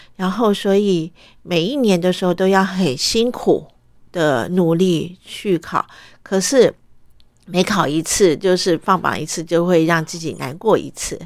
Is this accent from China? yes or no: no; Taipei, Taiwan; also born or lived in Vietnam; 我的受教育都是从台湾开始